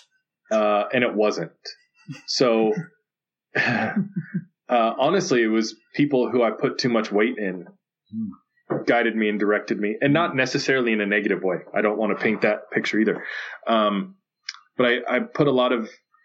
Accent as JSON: {"language": "English", "town": "Phoenix", "region": "Arizona", "country": "United States", "tie": "born or raised there", "said": "I grew up in West Phoenix"}